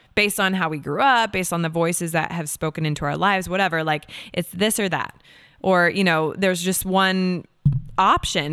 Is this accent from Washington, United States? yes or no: yes; Seattle, Washington, United States; moved away as an adult; also born or lived in Los Angeles, California / New York; now in Nashville, United States; I am originally from Seattle, Washington, born and raised. and I grew up there